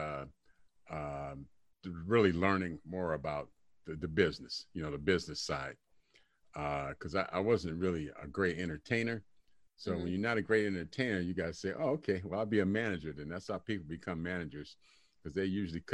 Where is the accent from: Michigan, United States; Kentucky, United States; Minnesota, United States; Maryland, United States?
Michigan, United States; Detroit; I grew up in Detroit when I was younger, and I used to live across the street. I used to live on West Grand Boulevard, across the street from Motown